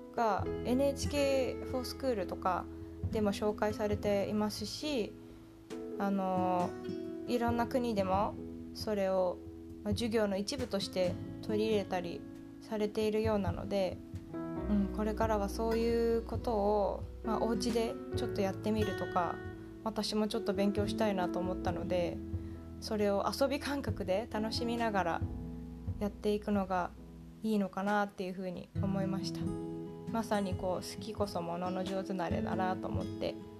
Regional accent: Japan; moved away as an adult; also born or lived in Tokyo; now in Silicon Valley, United States; 日本生まれ日本育ちの日本人

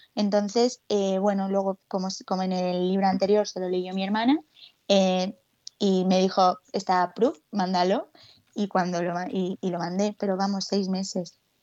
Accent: Alicante, Valencian Community, Spain; moved away as an adult; now in Madrid, Spain; cuando yo me vine aquí a Madrid hace cuatro años, porque yo soy de Alicante

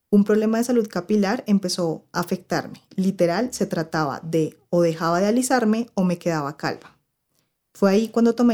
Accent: Cartagena, Bolívar, Colombia; Primero, yo soy cartagenera y aunque no lo crean, nadie me hablaba por negra

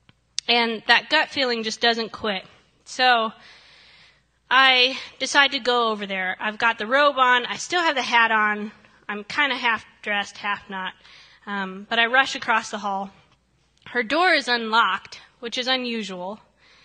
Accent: Ohio, United States; moved away; I come from the great state of Ohio.

